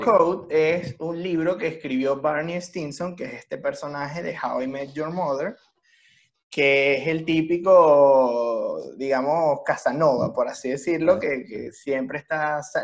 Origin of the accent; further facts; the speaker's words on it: Venezuela; now in Chile; nosotros tres que somos de Venezuela